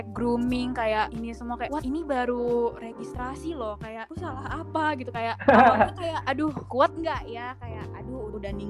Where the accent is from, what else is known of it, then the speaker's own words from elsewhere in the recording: Medan, North Sumatra, Indonesia; now in Bandung, Indonesia; di Bandung gue anak Medan kayak panas banget di sini